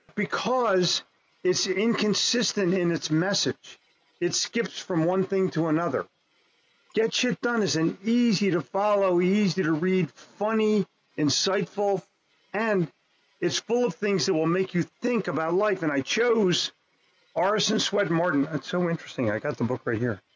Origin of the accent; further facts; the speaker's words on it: New Jersey, United States; also born or lived in Philadelphia / New York; growing up in New Jersey